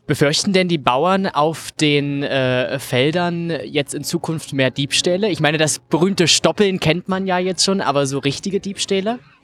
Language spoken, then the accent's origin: German; Saxony-Anhalt, Germany; bei uns in Sachsen-Anhalt.